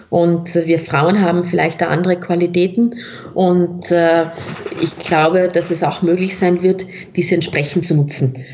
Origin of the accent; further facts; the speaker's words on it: South Tyrol, Italy; accent: South Tyrolean; Ich hoffe, es haben alle meinen Südtiroler Dialekt verstanden